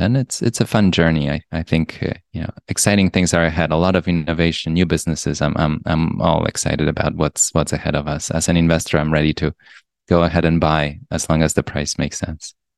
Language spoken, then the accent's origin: English; Poland; also born or lived in Europe; now in New York, United States; I grew up in Poland. And then I went to schools around Europe, and then I came to New York, and I spent most